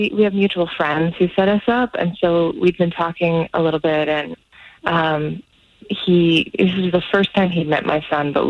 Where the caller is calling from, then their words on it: Celebration, Florida, United States; Hey, I'm calling from Celebration.